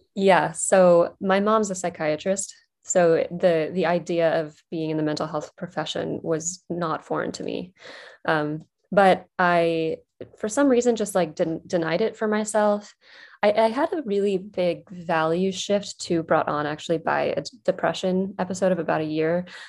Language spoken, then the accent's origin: English; West Virginia, United States; moved away as an adult; also born or lived in New York City / Durham, North Carolina; I grew up in West Virginia